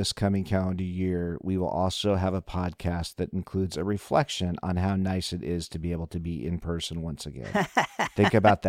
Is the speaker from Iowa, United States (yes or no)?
yes; Des Moines, Iowa, United States; growing up in Des Moines, Iowa.